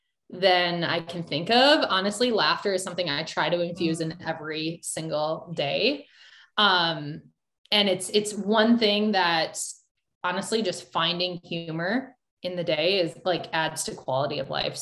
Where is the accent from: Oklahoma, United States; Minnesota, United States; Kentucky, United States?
Minnesota, United States; I'm from Minnesota. I've never lived in any other state. I've only lived here